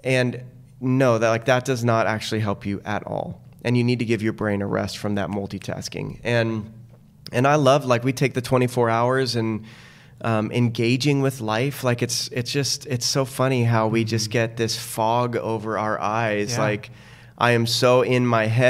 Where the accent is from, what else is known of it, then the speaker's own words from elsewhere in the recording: Tucson, Arizona, United States; I grew up in Tucson without a pool